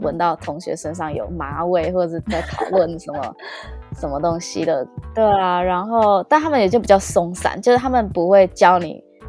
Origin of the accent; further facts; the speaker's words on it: Taiwan; now in Toronto, Canada; 真的真的是跟我们台湾人会想象的不太一样